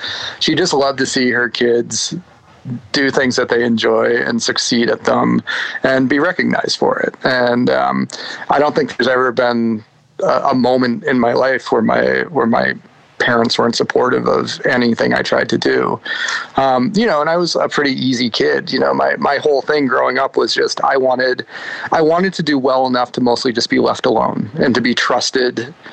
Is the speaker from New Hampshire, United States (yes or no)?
yes; New Hampshire, United States; moved away as an adult; I was born in New Hampshire in 1976 and lived in New Hampshire most of my life up until probably college age or so